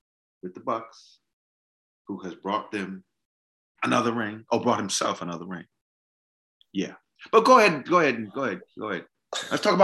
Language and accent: English; Boston, Massachusetts, United States; moved away; I'm from Boston